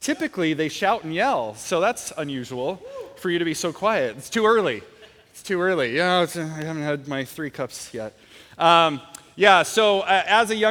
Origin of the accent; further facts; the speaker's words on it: Portland, Oregon, United States; I grew up in Portland